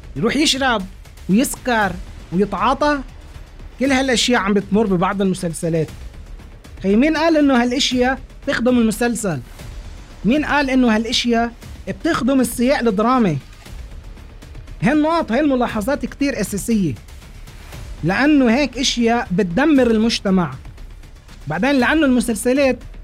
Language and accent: Arabic; Lebanon; عنا بلبنان